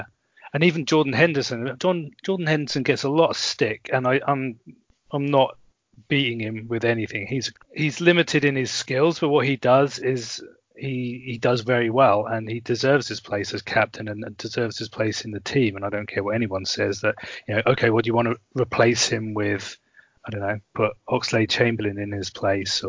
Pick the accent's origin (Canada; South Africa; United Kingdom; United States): United Kingdom; Norwich, East of England; moved away; also born or lived in Germany; they're my hometown club. I would venture to say I was born there. I lived kind of nearby